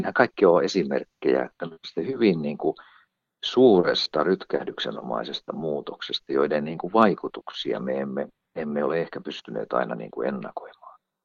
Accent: northern Finland, Finland; Mä olen kotoisin Pohjois-Suomesta

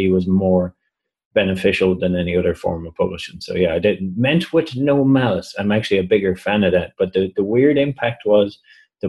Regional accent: Ireland; I'm from Ireland

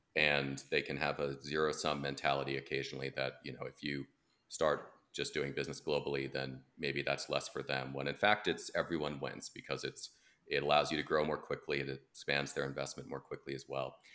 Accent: United States; as an American

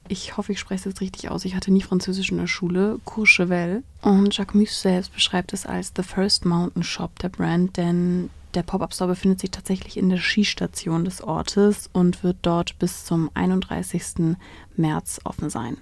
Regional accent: Germany; bei uns in Deutschland

